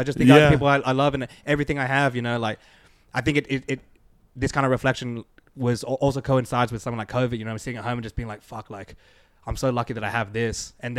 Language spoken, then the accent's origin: English; Sydney, New South Wales, Australia; I mean, I'm from Sydney, man. We're from Australia.